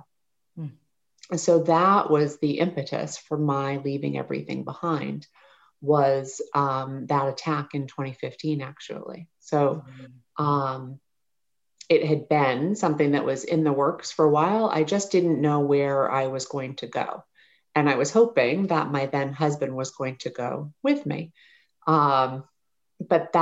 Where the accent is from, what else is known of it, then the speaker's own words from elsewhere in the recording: United States; moved away as an adult; also born or lived in New Hampshire / Maine; now in Oregon, United States; I grew up in New Hampshire and Maine, and I lived in Maine